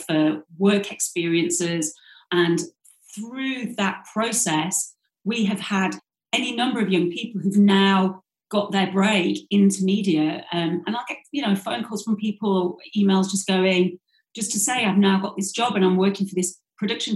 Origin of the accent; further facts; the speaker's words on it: Yorkshire and the Humber, United Kingdom; I grew up in South Yorkshire, went to the local comprehensive